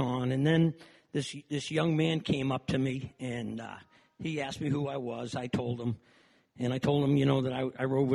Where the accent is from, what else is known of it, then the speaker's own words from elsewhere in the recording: Waltham, Massachusetts, United States; now in St. Petersburg, United States; I was born in Waltham, Mass., just outside of Boston. I was brought up in a wonderful home